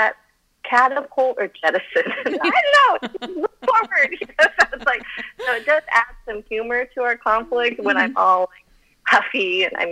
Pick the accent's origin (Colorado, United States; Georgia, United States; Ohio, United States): Colorado, United States; first language Chinese; English is a second language; moved away; I'm a mountain girl. I grew up in Colorado